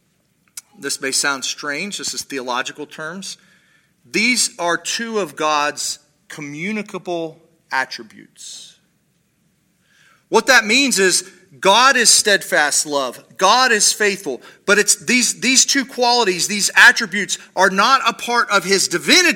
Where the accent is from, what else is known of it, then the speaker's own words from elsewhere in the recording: Paris, Ohio, United States; I grew up in Paris, Ohio